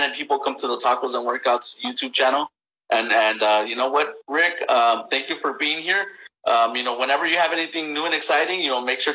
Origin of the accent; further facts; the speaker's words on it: East Los Angeles, California, United States; I grew up in East